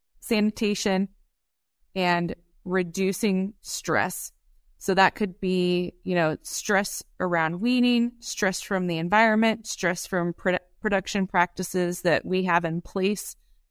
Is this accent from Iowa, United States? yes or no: yes; Iowa, United States; now in Columbus, United States; We're based out of Columbus, Nebraska, but I'm originally from Southwest Iowa. So grew up with crop farming and a cow-calf operation.